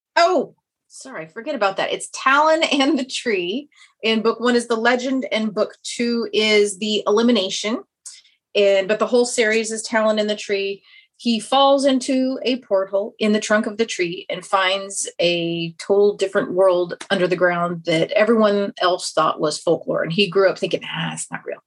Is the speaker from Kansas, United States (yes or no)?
yes; Kansas, United States; accent: Kansas twang; moved away as an adult; now in Austin, United States; I'm originally from Kansas, so I have the nice Kansas twang, but I'm currently in Texas